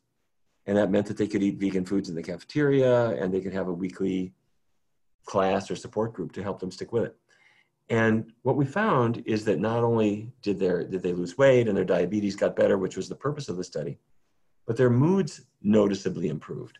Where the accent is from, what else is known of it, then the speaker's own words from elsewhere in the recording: North Dakota, United States; now in Washington, D.C., United States; I grew up in North Dakota, where it was every day was roast beef, baked potatoes, and corn